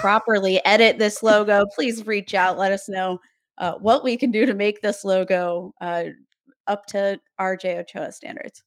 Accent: Youngstown, Ohio, United States; also born or lived in Cleveland, Ohio; I'm from Youngstown, Ohio, representing the three three oh.

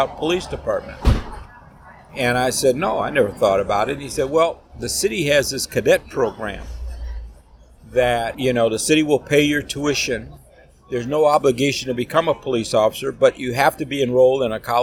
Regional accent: Chicago, Illinois, United States; I grew up in Inglewood on the south side of Chicago

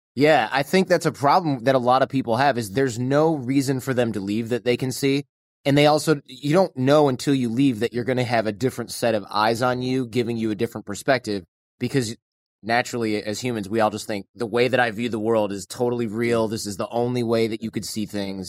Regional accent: Troy, Michigan, United States; moved away; I grew up in Troy

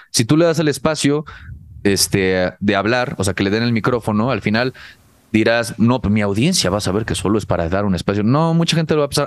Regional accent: Cancún, Quintana Roo, Mexico; el círculo social donde yo crecí, por lo menos en Cancún, que ahí viví la preparatoria.

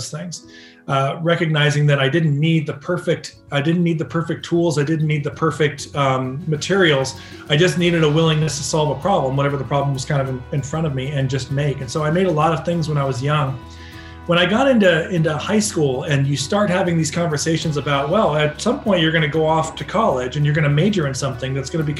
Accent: Orange County, California, United States; growing up in Orange County, you know, in the early 80s

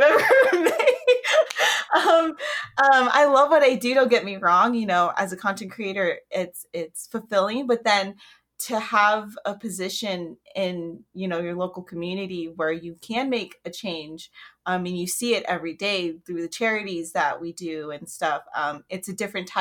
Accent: Las Vegas, Nevada, United States; I was born and raised in Vegas

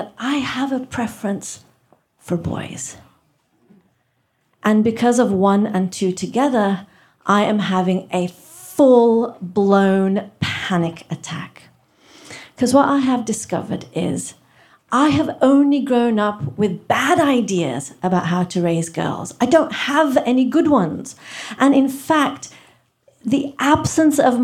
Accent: England, United Kingdom; also born or lived in Kenya; now in United States; We moved from India to Kenya, where I was born, and then from Kenya to England, where I got my accent. It's not fake. And then from England to America, where I live now.

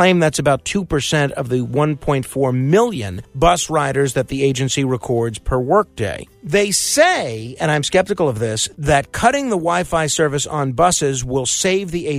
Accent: New York, United States; I am a New Yorker who frequently takes mass transit

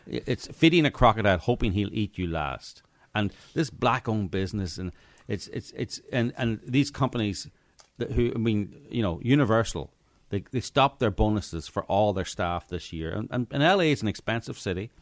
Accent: Northern Ireland, United Kingdom; moved away; I grew up in Northern Ireland

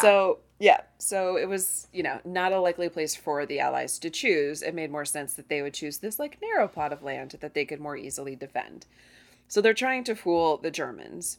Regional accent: United States; as an American

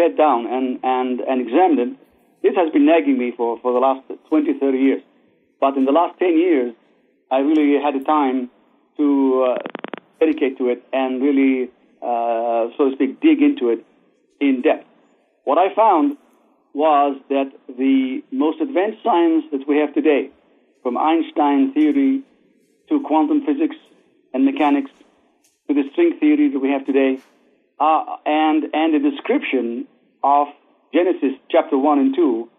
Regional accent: Israel; moved away as an adult; also born or lived in Baghdad, Iraq; now in United States; I grew up in Israel and went to, of course, the Israeli army and then to the Technion in Israel

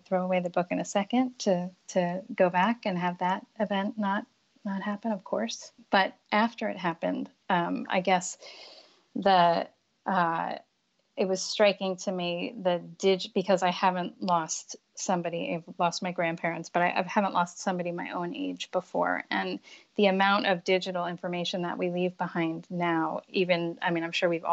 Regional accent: Los Angeles, California, United States; now in Brooklyn, United States; I grew up in Los Angeles.

